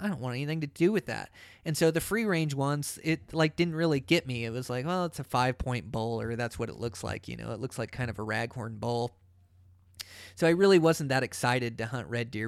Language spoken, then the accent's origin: English; Pacific Northwest, United States; I come from the Pacific Northwest where there's ferns